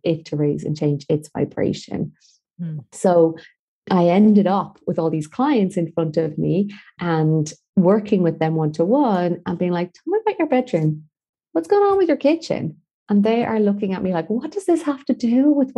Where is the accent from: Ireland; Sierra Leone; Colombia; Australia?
Ireland; Galway, Connacht; moved away as an adult; also born or lived in Dublin; I was back in Galway, my hometown